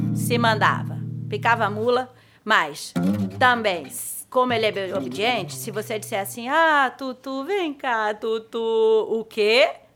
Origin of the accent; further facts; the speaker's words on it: São Caetano do Sul, São Paulo, Brazil; Lá na minha cidade onde eu nasci, São Caetano e São Paulo